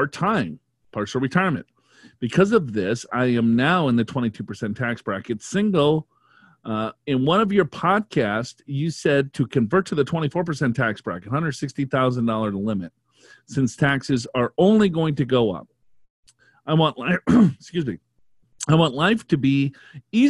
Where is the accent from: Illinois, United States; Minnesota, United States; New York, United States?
Minnesota, United States; I'm from Minnesota